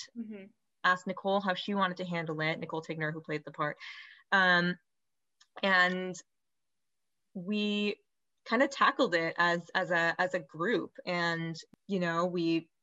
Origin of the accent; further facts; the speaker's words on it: Oregon, United States; also born or lived in Southern California; I grew up in Oregon